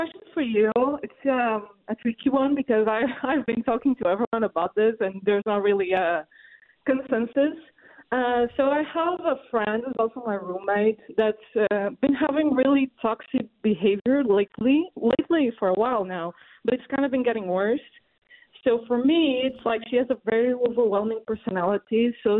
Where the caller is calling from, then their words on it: Portugal; I'm actually calling from Portugal, so probably I'll spend my entire paycheck on this call, but it's okay.